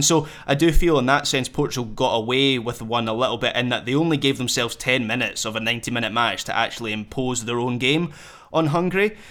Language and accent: English; Scotland, United Kingdom; as a Scot